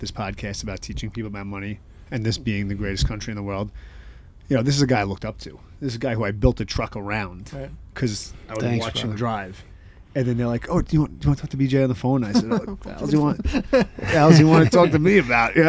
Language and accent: English; New York City, New York, United States; now in California, United States; a kid from the Bronx that comes from, you know, that type of home